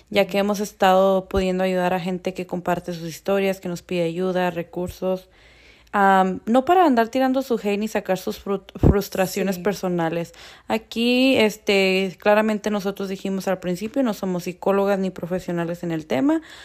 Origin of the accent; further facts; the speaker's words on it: northern Mexico, Mexico; now in Denver, United States; orgullosamente mexicana, nacida en el norte de México